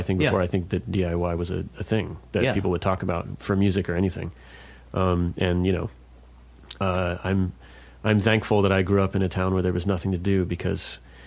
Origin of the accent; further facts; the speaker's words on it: Sterling, Virginia, United States; who also happens to be from my hometown, Sterling, Virginia